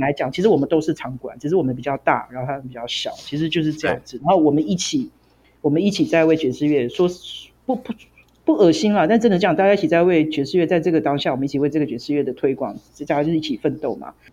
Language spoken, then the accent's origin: Chinese; Taichung, Taiwan; moved away; 我是台中人嘛，我就回台中休息这样